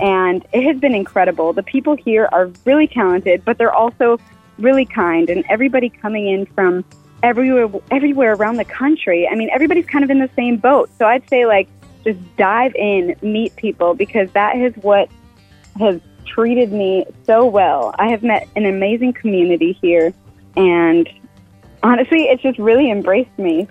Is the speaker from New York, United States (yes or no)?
no; Fargo, North Dakota, United States; now in Nashville, United States; I'm from Fargo, and I grew up in Fargo